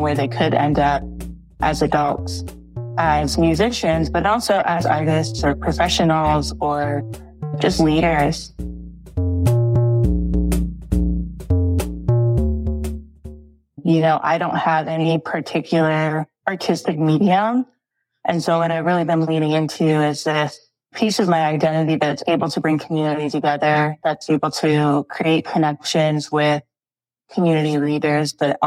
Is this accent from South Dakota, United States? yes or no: yes; Rapid City, South Dakota, United States; I grew up in Rapid City, South Dakota. So that's where I went to school and graduated from high school.